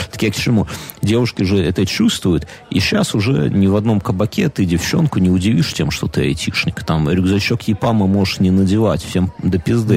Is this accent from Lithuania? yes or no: no; Belarus